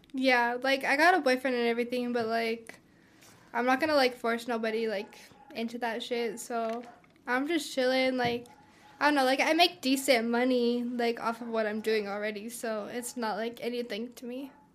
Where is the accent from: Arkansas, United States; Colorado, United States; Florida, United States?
Colorado, United States; Pueblo; I'm from here. I'm from Pueblo, Colorado. Um, I've been raised here all my life